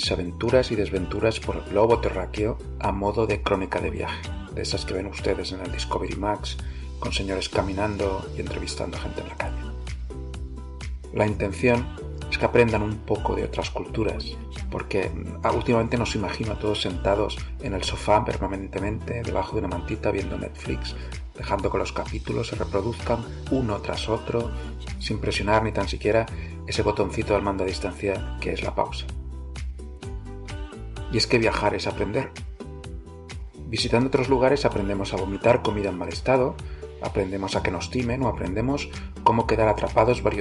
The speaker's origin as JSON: {"language": "Spanish", "town": "Barcelona", "region": "Catalonia", "country": "Spain", "tie": "born or raised there", "said": "la verdad es que nunca salí de Barcelona, no, de la provincia, sino de la ciudad, hasta cumplido los 40 años."}